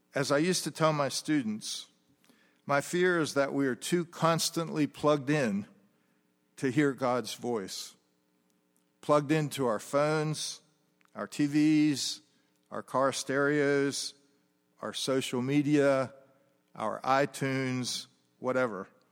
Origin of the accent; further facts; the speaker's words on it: United States; moved away as an adult; also born or lived in France; As an American living in France